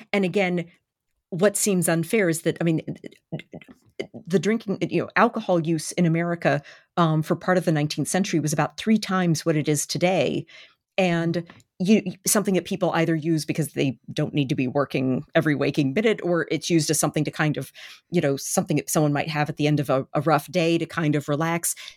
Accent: Baltimore, Maryland, United States; born or raised there

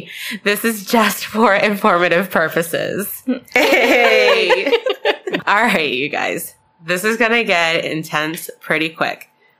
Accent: Baltimore, Maryland, United States

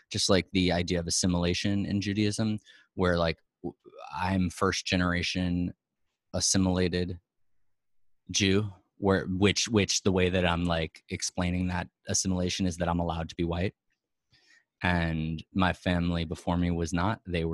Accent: New York City, New York, United States; I was born on Irving Place, and my parents and my grandparents before them and my great grandparents before them worked really hard to birth a child who was able to not be Jewish if he didn't want to be. And I'm super Jewish.

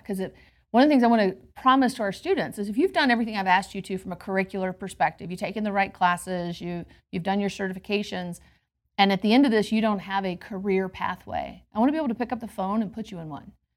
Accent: Georgia, United States; moved away as an adult; now in Denver, United States; I'm originally from Georgia. I actually grew up um, in a family where my mother, as a social worker, was the primary breadwinner

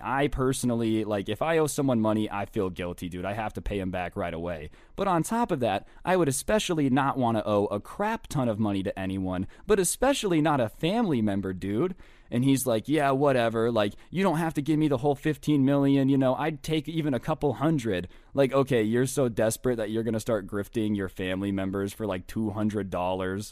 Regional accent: Las Vegas, Nevada, United States; I'm from Vegas

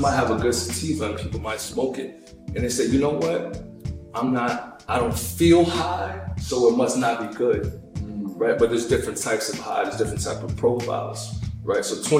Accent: New York City, New York, United States; I live in the Bronx. You from the Bronx? Yeah, I'm from Highbridge.

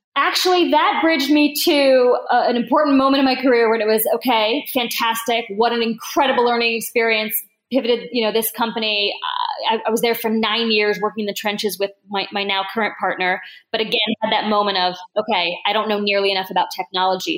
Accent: Newark, Delaware, United States; also born or lived in Bordeaux / Toulouse; I grew up in Newark, Delaware, which is a college town.

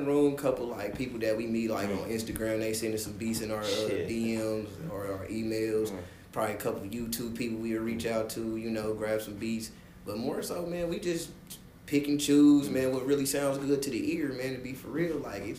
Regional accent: Kansas City, Kansas, United States; I grew born up in Kansas City, Kansas, Wyandotte County.

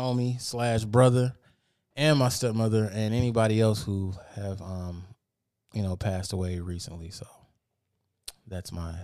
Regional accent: Detroit, Michigan, United States; Well, my family's from the East Side, and I'm from Detroit. No, I'm from the West Side. I was born and raised on the fucking West Side.

